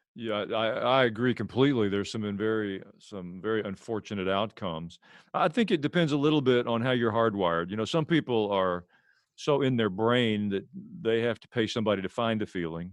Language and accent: English; Murfreesboro, Tennessee, United States; also born or lived in Jerusalem, Israel; I'm a pastor from Murfreesboro, Tennessee.